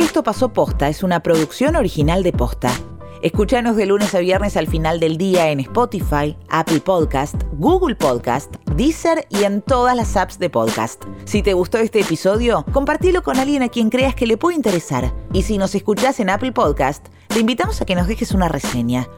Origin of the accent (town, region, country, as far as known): Argentina